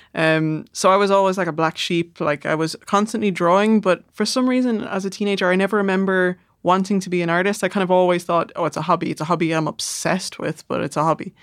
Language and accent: English; Dublin, Leinster, Ireland; accent: south side Dublin; moved away as an adult; also born or lived in Manchester, England; I just moved back to the south side after eight years away